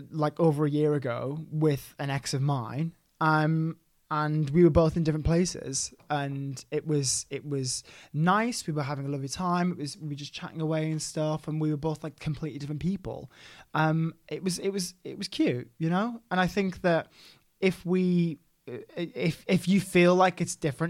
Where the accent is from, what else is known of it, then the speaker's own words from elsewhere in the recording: Middlesbrough, North East England, United Kingdom; I'm from Middlesbrough.